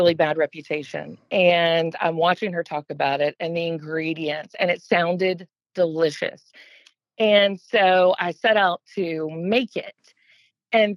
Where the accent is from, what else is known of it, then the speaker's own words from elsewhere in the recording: Gwinnett County, Georgia, United States; also born or lived in Savannah; I grew up in Gwinnett County, Georgia